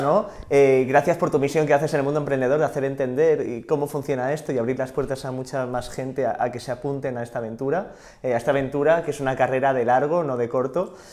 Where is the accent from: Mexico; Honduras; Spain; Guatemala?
Spain; Sant Sadurní d'Anoia, Catalonia; yo soy de San Saorni